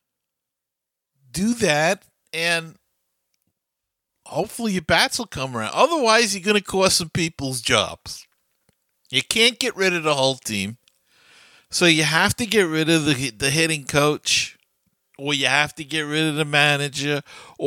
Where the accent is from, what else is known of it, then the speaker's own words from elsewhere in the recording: New York City, New York, United States; I've been in New York my whole life. I grew up in Queens